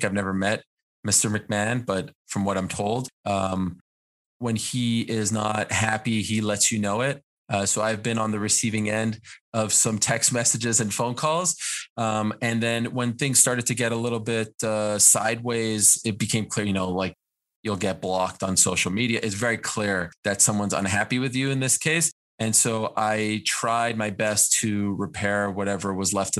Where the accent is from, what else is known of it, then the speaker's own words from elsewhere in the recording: Montreal, Quebec, Canada; when I was growing up in Montreal